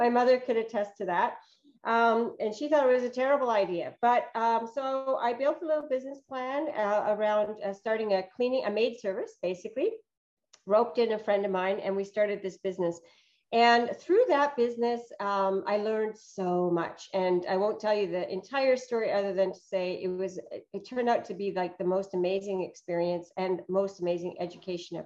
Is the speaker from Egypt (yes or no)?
no; Canada; also born or lived in Northern Europe; I came to Canada from Northern Europe when I was about 7